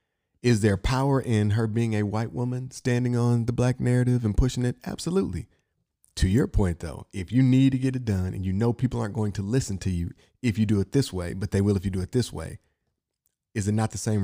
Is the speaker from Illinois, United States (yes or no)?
no; Inkster, Michigan, United States; I'm from Inkster, so not Flint, but I have family that was from Flint.